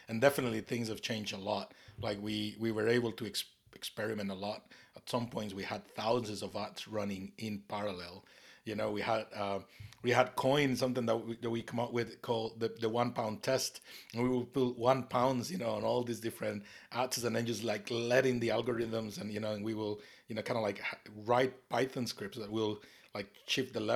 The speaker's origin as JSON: {"language": "English", "country": "Costa Rica", "moved": "yes", "lives_now": "North East England, United Kingdom", "said": "I'm from Costa Rica, you know, based here in the Northeast"}